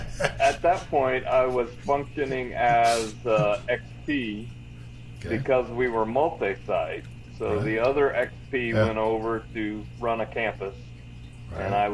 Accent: Oklahoma City, Oklahoma, United States; also born or lived in Texas; Early life, yes. I'm a PK. We moved around a lot, so I was in a lot of places in Oklahoma.

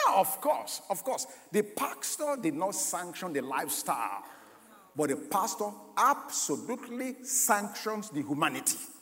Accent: Nigeria; moved away; I was born in Nigeria, but I've lived here for a while

